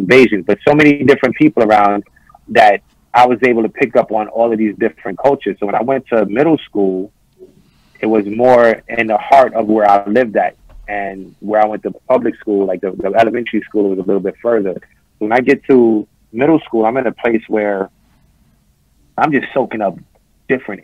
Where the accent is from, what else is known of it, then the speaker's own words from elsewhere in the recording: New York City, New York, United States; also born or lived in Bed-Stuy, Brooklyn; where I'm living at now in Bed-Stuy, and I grew up in Flatbush